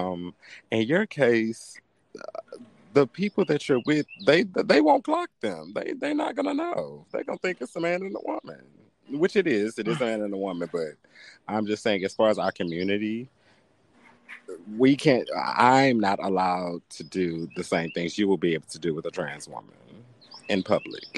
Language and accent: English; the South, United States; growing up in the South